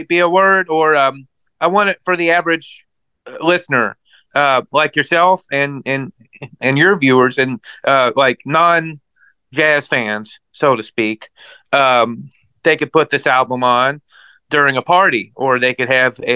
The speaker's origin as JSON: {"language": "English", "town": "Louisville", "region": "Kentucky", "country": "United States", "tie": "born or raised there", "moved": "yes", "lives_now": "Dallas, United States", "said": "I was born and raised in Louisville, Kentucky"}